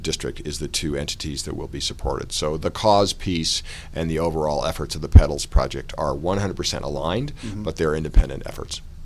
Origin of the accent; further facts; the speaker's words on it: Colorado, United States; I grew up in Colorado, and uh, I grew up in a sporting goods family